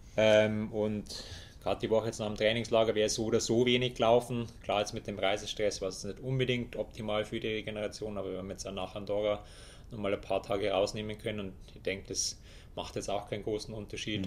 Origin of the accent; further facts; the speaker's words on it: Germany; bei uns in Deutschland